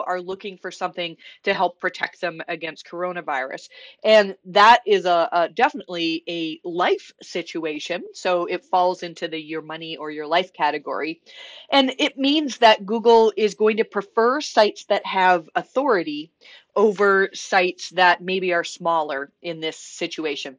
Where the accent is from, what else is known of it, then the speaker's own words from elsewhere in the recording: Canada; being very Canadian